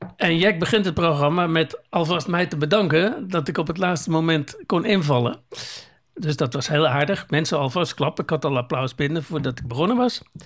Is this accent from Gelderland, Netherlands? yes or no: no; Zeeland, Netherlands; moved away; wij komen oorspronkelijk uit Zeeland